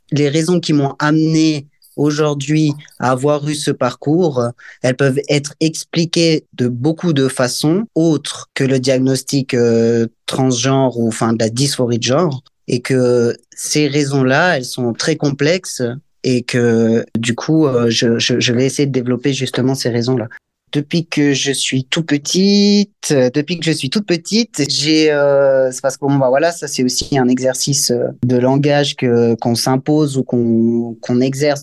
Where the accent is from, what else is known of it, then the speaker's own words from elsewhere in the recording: Valais, Switzerland; Je viens du Valais, c'est un canton dans le pays suisse.